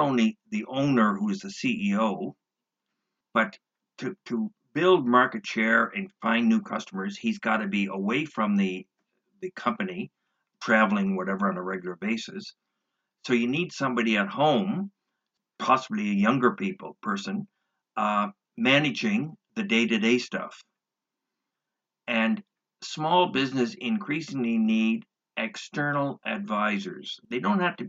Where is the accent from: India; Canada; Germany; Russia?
Canada; I'm not an American, I'm a Canadian.